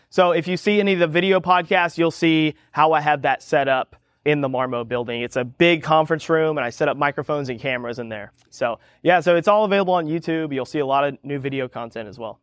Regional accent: Galveston, Texas, United States; also born or lived in Houston; growing up around a port

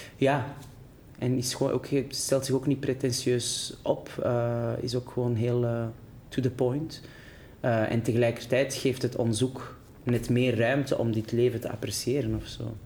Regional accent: Antwerp, Flanders, Belgium; accent: Antwerps; moved away as an adult; now in Brussels, Belgium; Ik weet ook wel dat mijn Antwerps accent

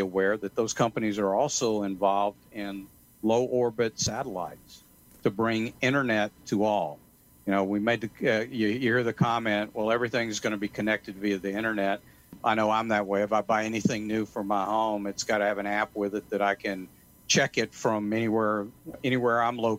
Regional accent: Atlanta, Georgia, United States; moved away; I'm originally from Atlanta

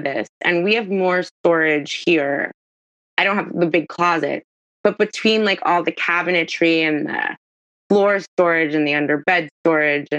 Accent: New York, United States; moved away; also born or lived in Miami; so I grew up in New York, which is very small apartment.

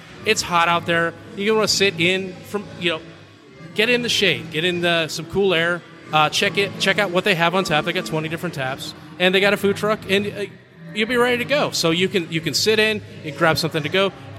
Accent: the Northwest, Pacific Northwest, United States; moved away as an adult; now in Georgia, United States; I'm from the Northwest.

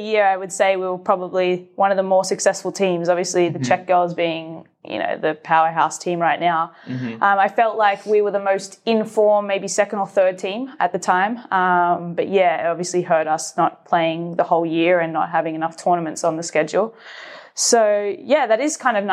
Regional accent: Australia; also born or lived in Georgia, United States / Melbourne; Being Australian

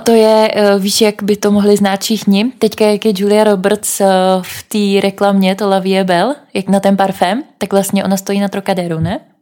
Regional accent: Bohemia, Czechia; odkud jsme, jsme řekli, že z Čech

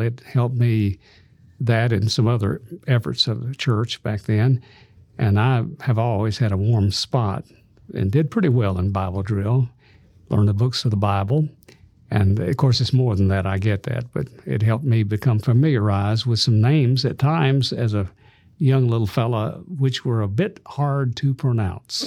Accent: Birmingham, Alabama, United States; also born or lived in Tuscaloosa; this little fellow growing up in Birmingham, Alabama

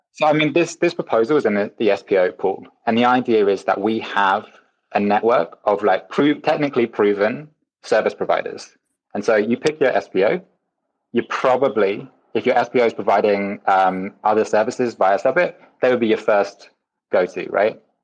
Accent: Wales, United Kingdom; I'm Welsh

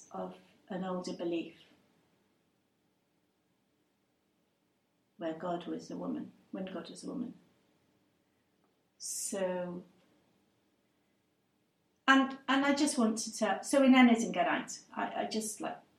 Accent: Cardiff, Wales, United Kingdom; first language English; I'm a Welsh person, Cardiff, born and bred. English is my first language

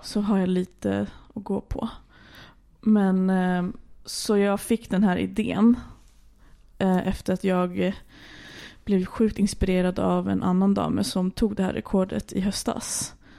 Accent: Stockholm, Stockholm County, Sweden; moved away as an adult; also born or lived in Arendal, Norway; now in Norway; jag eh, är uppväxt i Stockholm

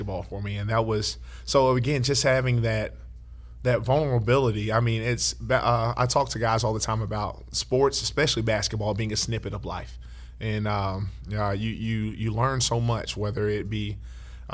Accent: Dallas, Texas, United States; growing up right here in Oak Cliff, Texas

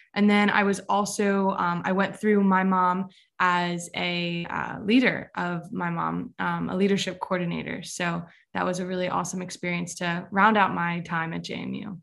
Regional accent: Westminster, Maryland, United States; I'm from Westminster, Maryland

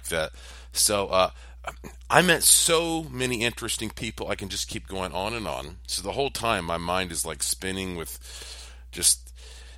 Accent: Asheville, North Carolina, United States; I was from Asheville, North Carolina

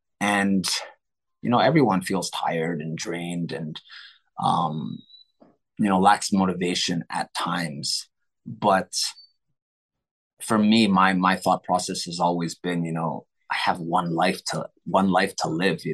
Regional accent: Tokyo, Japan; My brother and I, we're born and raised in Tokyo, Japan. Even though I'm Phil Am, my bro, yeah, my mom is Filipino, my dad is American, but we grew up in Japan because my parents were international school teachers.

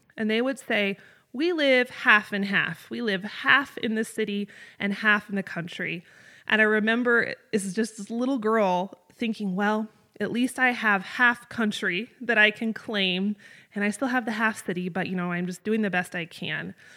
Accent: North Idaho, United States; moved away as an adult; also born or lived in Southeast Wyoming; I grew up in North Idaho, up in the Panhandle.

